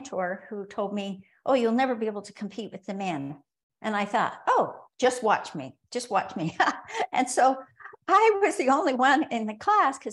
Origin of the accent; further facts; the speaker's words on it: Rexburg, Idaho, United States; moved away; I was born in Rexburg, Idaho, and moved back to Rexburg, Idaho, actually kicking and screaming.